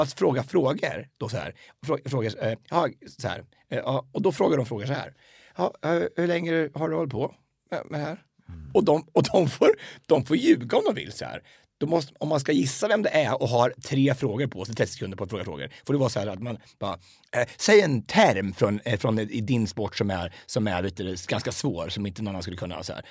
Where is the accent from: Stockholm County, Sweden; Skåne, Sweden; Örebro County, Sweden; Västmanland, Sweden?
Örebro County, Sweden; Hallsberg; also born or lived in United States